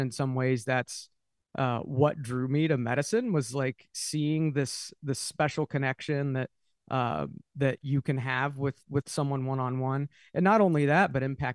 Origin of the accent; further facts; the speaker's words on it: Dayton, Ohio, United States; I'm from Dayton, Ohio